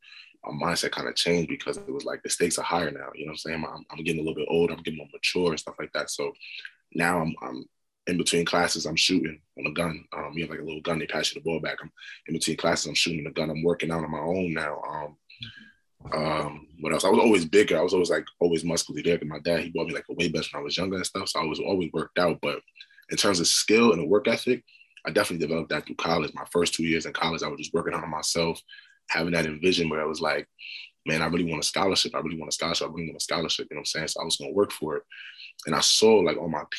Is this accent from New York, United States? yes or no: yes; New York City, New York, United States; moved away as an adult; now in United Kingdom; I grew up in Brooklyn, man. Brooklyn, like Flatbush